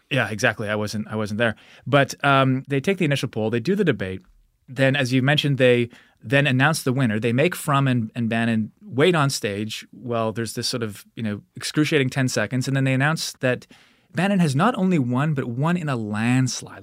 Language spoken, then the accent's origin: English; Alberta, Canada; I grew up in Alberta